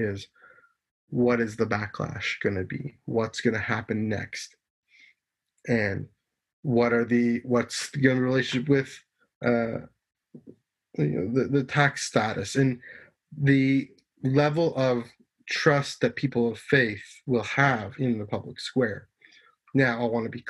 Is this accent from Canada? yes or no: yes; Canada; I'm Canadian